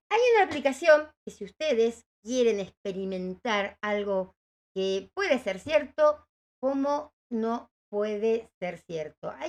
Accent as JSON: {"language": "Spanish", "town": "Quilmes", "region": "Buenos Aires Province", "country": "Argentina", "said": "Pues Quilmes hay bastante gente, parece. Así que bueno, gracias. Somos de Quilmes."}